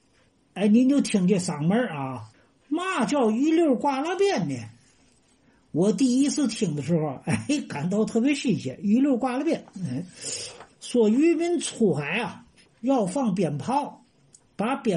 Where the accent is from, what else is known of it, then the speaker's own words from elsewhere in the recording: Tianjin, China; now in Tanggu, China; 我从天津卫啊迁到塘沽生活呢，整整是二十年。